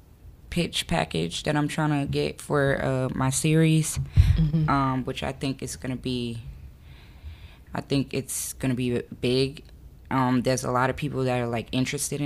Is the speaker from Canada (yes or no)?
no; Miami, Florida, United States; I'm from Miami.